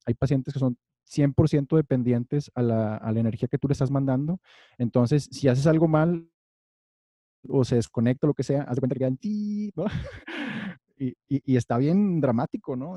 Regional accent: Monterrey, Nuevo León, Mexico; moved away; yo como buen regio

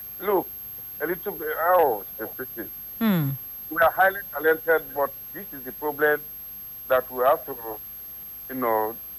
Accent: Nigeria; also born or lived in Abuja; we Nigerians.

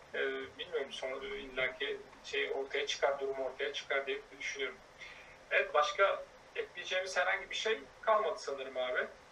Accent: Hatay, Turkey; Bir Hataylı olarak

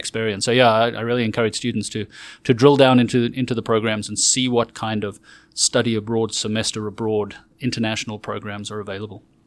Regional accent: South Africa; moved away as an adult; also born or lived in Johannesburg / Toronto / Oxford / North Carolina; now in Texas, United States; I am South African born and raised and lived there for twenty-four years

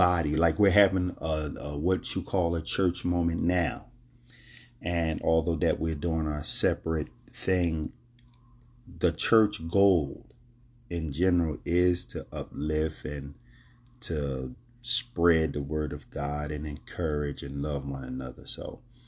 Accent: Philadelphia, Pennsylvania, United States; moved away; also born or lived in Florida Keys; I was born and raised in Philadelphia

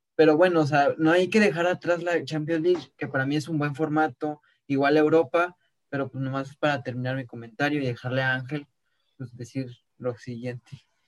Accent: Mexico; Como mexicanos estaríamos felices

